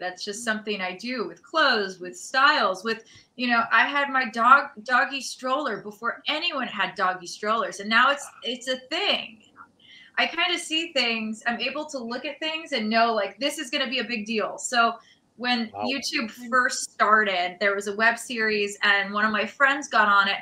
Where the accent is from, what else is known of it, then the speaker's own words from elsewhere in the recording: New York City, New York, United States; I'm from New York City